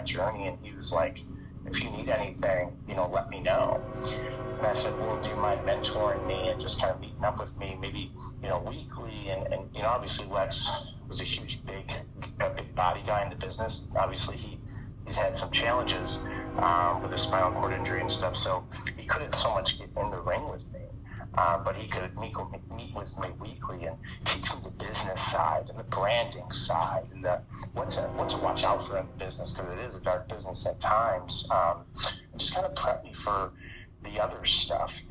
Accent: Buffalo, New York, United States; moved away; spent a little time with family, as that's where I'm from

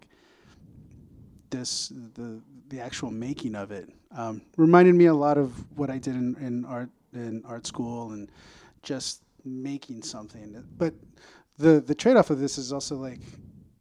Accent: El Paso, Texas, United States; moved away as an adult; now in Chicago, United States; We're originally from El Paso, Texas. I moved here in about 2005 to go to art school

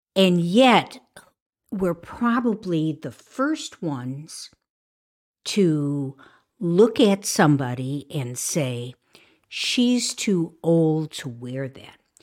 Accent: Chicago, Illinois, United States; I grew up in Chicago

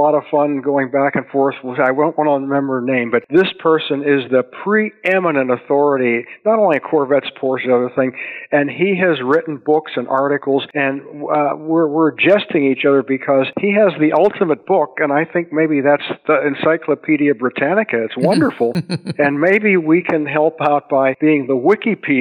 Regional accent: Pittsburgh, Pennsylvania, United States; I grew up in Pittsburgh

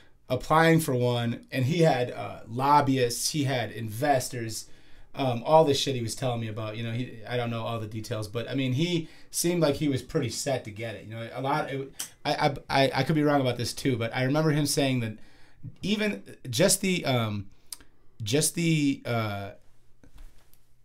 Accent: Chicago, Illinois, United States; moved away; I'm from Chicago originally

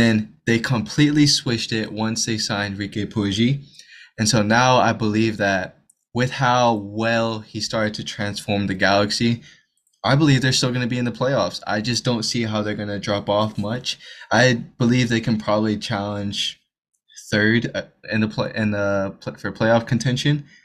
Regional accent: Houston, Texas, United States; we're Texas natives. Obviously, I'm from Houston

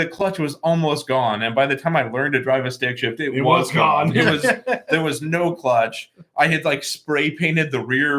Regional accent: rural Indiana, United States; growing up in rural Indiana

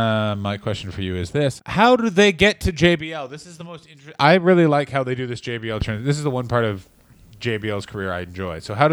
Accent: Oklahoma, United States; I'm an Oklahoma man.

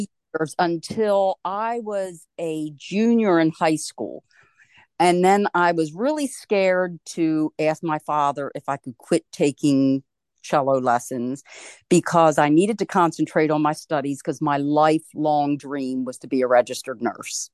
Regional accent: Wilmington, Delaware, United States; I was born and raised in Wilmington, Delaware, and I'm one of four children

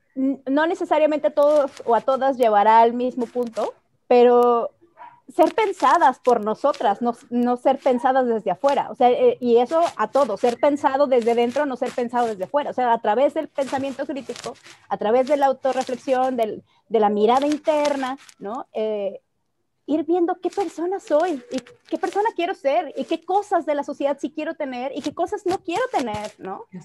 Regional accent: Mexico; first language Spanish; nosotras tres nacimos en México sin una decisión propia

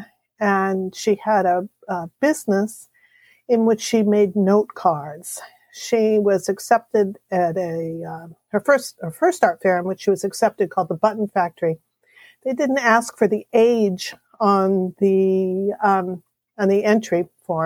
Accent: California, United States; moved away as an adult; also born or lived in Jamaica; now in New Hampshire, United States; I'm from California

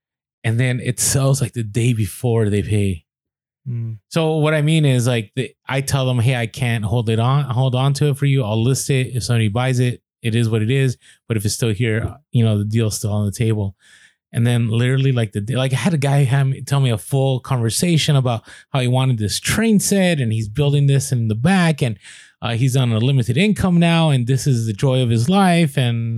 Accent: San Diego, California, United States; We're here from San Diego.

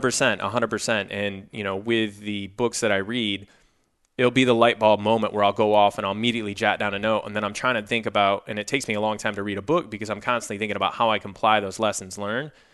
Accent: Jackson, Michigan, United States; moved away as an adult; also born or lived in Minnesota / Los Angeles; I grew up in a small town, roughly an hour west of Detroit

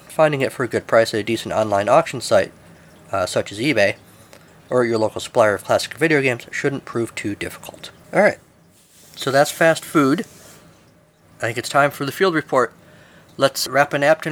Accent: United States; I am American. It's what we do here in America.

